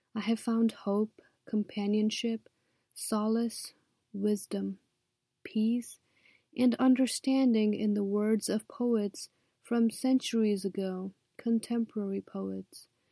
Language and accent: English; Kathmandu, Bagmati, Nepal; moved away as an adult; now in United States; I was born in Kathmandu, Nepal, and came to the U S as a student.